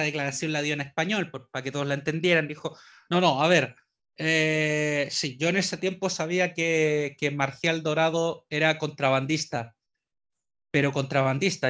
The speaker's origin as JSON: {"language": "Spanish", "country": "Chile"}